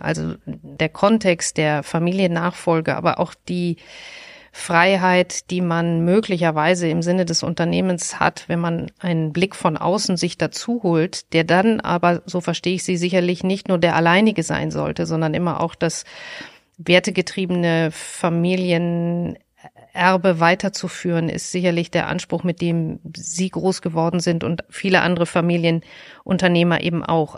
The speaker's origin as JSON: {"language": "German", "town": "Essen", "region": "North Rhine-Westphalia", "country": "Germany", "tie": "born or raised there", "said": "ich bin in Essen groß geworden"}